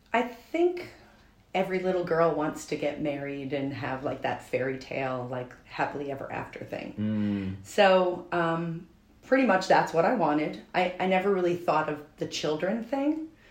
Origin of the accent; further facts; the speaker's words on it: Albany, New York, United States; I grew up in Albany, New York.